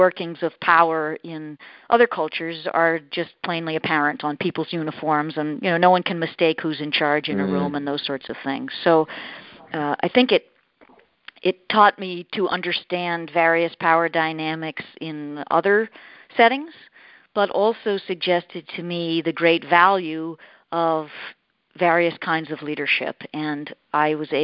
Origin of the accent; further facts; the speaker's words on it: Boston, Massachusetts, United States; moved away; I'm from Boston originally